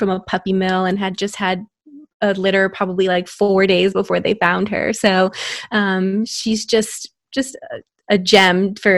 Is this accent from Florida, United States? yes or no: yes; Florida, United States; now in Texas, United States; I am a board certified OBGYN in Texas, but I was born and raised in Florida